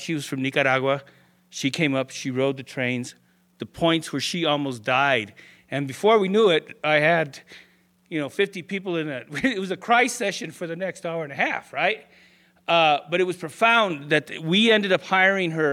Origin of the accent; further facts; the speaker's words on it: Denver, Colorado, United States; I'm a Chicano from Denver's West Side. This is my neighborhood. This is where I was born